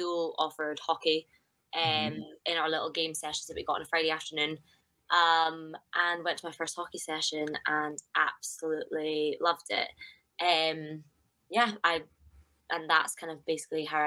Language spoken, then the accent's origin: English; Scotland, United Kingdom